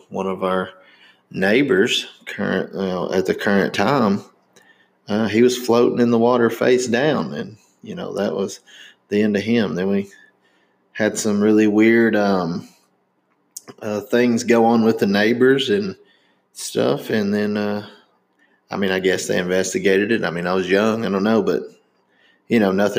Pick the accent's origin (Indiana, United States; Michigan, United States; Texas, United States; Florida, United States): Indiana, United States; born in Indiana